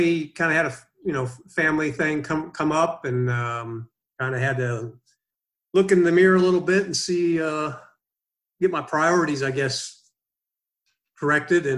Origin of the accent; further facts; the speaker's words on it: Emporia, Kansas, United States; moved away as an adult; also born or lived in North Carolina; now in Jefferson, United States; I'm a Kansas boy originally, born and raised